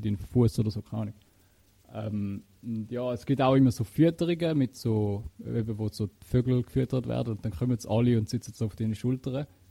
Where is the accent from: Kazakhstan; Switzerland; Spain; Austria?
Switzerland; bei uns in der Schweiz